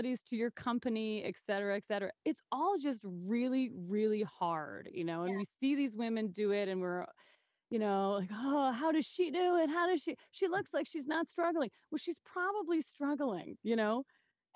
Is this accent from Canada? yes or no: yes; Saskatoon, Saskatchewan, Canada; what's great about my hometown is I grew up here